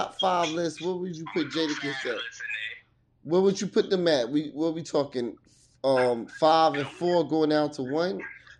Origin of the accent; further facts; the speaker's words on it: Hackensack, New Jersey, United States; also born or lived in Teaneck, New Jersey; I grew up in Jersey, not that far from Philly, in Hackensack, Teaneck, you know what I'm saying? Those are north parts of Jersey, like you almost getting into New York.